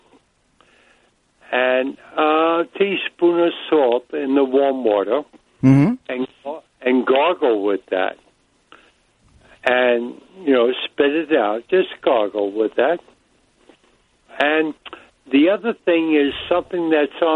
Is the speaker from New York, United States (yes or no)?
yes; New York City, New York, United States; now in Suffolk County, United States; I'm from Brooklyn, too.